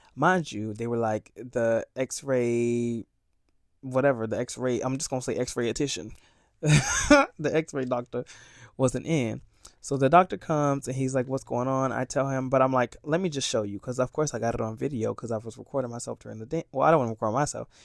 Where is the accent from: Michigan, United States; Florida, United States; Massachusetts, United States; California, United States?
Florida, United States; Sarasota; moved away as an adult; now in New York City, United States; I'm from Florida